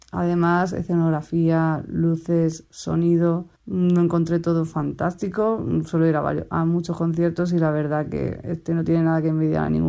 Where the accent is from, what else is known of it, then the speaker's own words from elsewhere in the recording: Callosa de Segura, Valencian Community, Spain; soy de Callosa de Segura, Alicante.